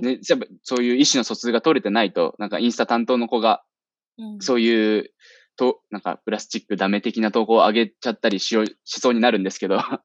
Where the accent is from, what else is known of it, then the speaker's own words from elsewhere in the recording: Shizuoka, Japan; 静岡、僕の地元、静岡をローカルとして